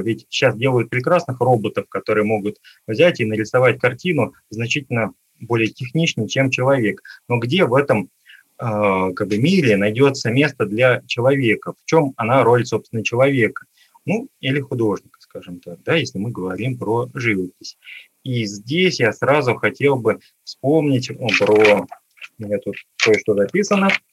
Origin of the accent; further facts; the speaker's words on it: Khimki, Moscow Oblast, Russia; я сам родился в городе Герои Химки, а, под Москвой. А, и, в общем, там провел свое детство